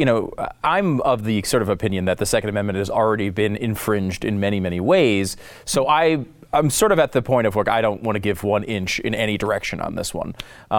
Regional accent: Connecticut, United States; now in Texas, United States; I grew up in Connecticut. I was not a particularly we were not a big gun family. I now live in Texas, where I think it's required by law.

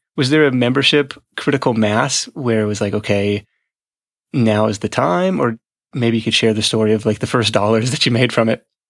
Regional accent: Livermore, California, United States; my hometown of Livermore

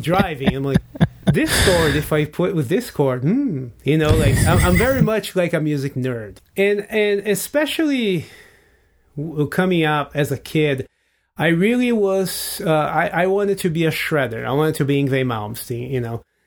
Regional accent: Brazil; English is a second language; moved away as an adult; now in United States; I'm in high school in Brazil

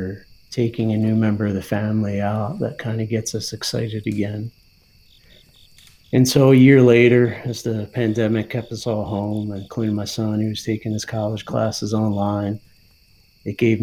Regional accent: New Jersey, United States; born or raised there; now in Pennsylvania, United States

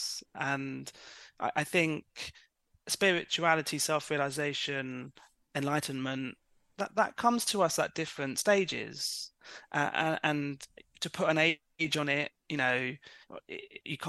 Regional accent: London, United Kingdom; I was born in London

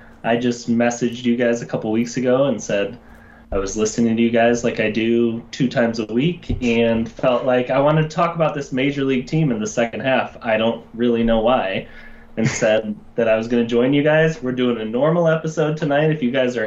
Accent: Chicago, Illinois, United States; I am a Chicagoan. I live on the north side of Chicago

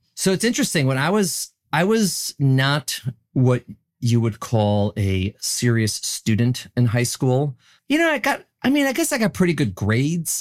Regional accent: Chicago, Illinois, United States; moved away as an adult; also born or lived in New York; born and raised in Chicago, Illinois

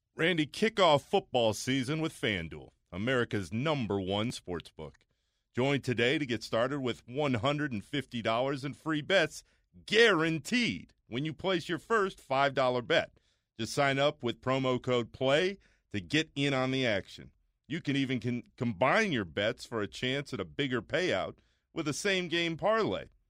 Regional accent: Orlando, Florida, United States; I grew up in Orlando, Florida

